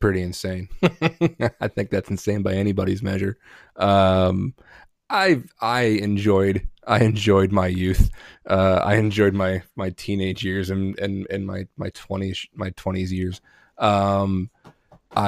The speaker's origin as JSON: {"language": "English", "region": "Northeast", "country": "United States", "tie": "born or raised there", "also_born_or_lived": "New Jersey / Pennsylvania / New York", "said": "I grew up in the Northeast, Jersey, Pennsylvania, New York"}